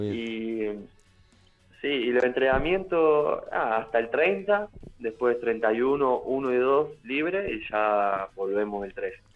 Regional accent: Argentina; moved away as an adult; also born or lived in Italy; now in L'Aquila, Italy; volví a Argentina a eso de los 4 o 5 y empecé a entrenar ahí en Ferro

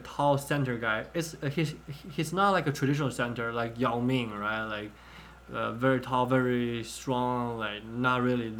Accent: China; I grew up in China back in 06, 07. I was like 4th, 5th, 6th grade

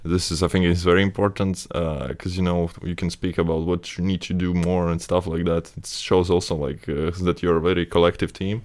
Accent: Latvia; born or raised there; moved away

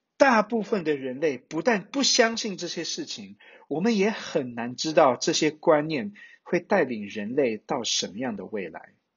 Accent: Taiwan; moved away as an adult; also born or lived in United States; 身为台湾人的我们

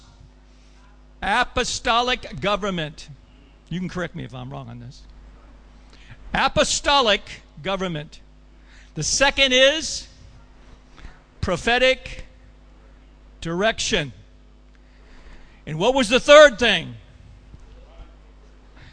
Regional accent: Colorado, United States; my hometown of Colorado

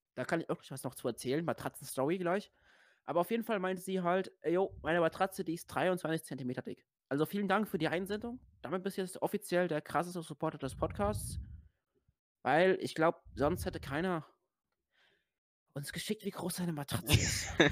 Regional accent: Rhineland-Palatinate, Germany; bei uns in Rheinland-Pfalz

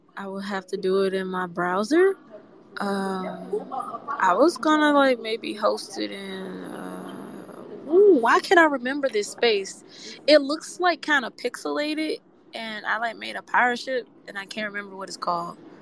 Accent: Memphis, Tennessee, United States; I come from Memphis

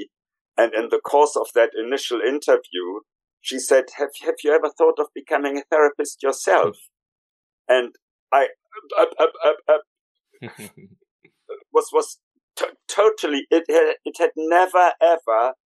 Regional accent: Germany; moved away as an adult; now in London, United Kingdom; I was born originally in Germany, and in my late 20s, early 30s, I emigrated into this country

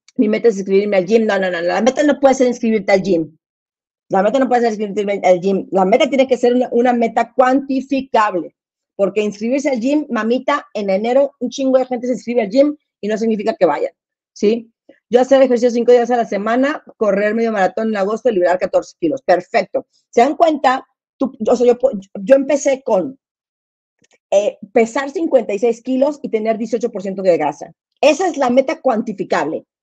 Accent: Monterrey, Nuevo León, Mexico; moved away; yo me crié en Monterrey

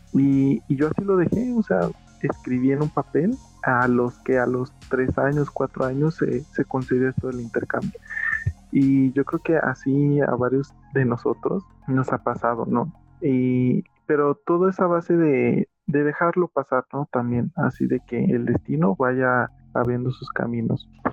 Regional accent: Mexico; aquí en México es muy común que el mal de ojo

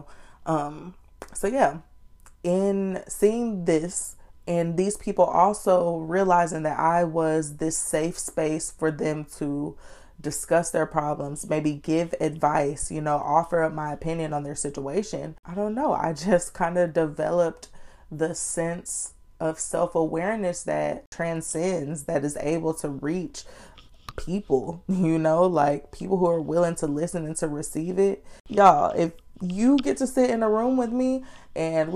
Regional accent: Austin, Texas, United States; I am from Austin, Texas. I was born and raised

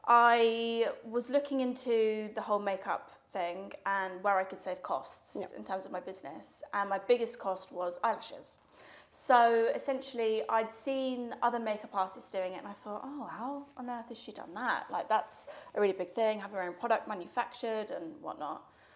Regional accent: Spain; now in United Kingdom; I grew up in Spain. And we lost touch, as you do. I moved back to the UK.

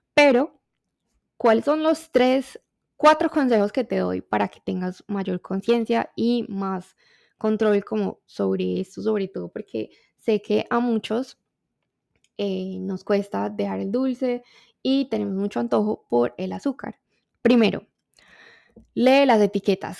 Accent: Colombia; como colombiana me encanta el café

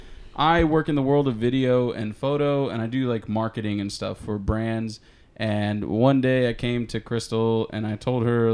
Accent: Houston, Texas, United States; moved away; We're from Houston.

